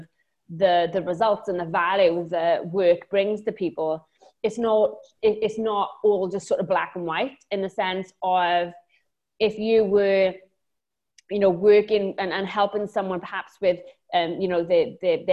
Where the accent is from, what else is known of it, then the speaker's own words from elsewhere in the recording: Wales, United Kingdom; accent: Welsh; now in Lanzarote, Spain; I'm originally from Wales, hence the accent, but I live on a tiny island just off of Africa in the Canary Islands called Lanzarote